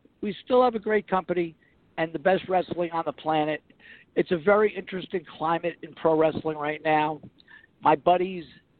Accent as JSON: {"language": "English", "country": "United States", "tie": "born or raised there", "said": "I was brought up 45 minutes outside of New York City."}